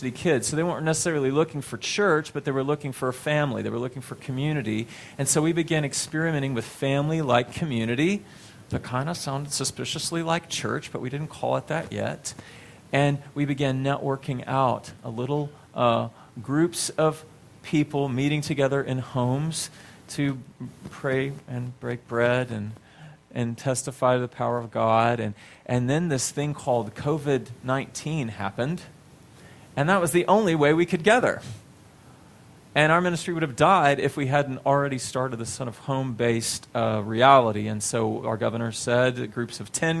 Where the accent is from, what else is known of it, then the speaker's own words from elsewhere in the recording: Texas, United States; moved away; I'm from Texas originally